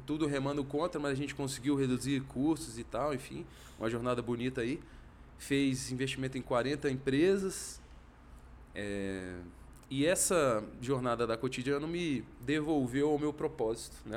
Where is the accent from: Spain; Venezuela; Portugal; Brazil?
Brazil; Brasília, Federal District; sou de Brasília, vivia minha vida toda aqui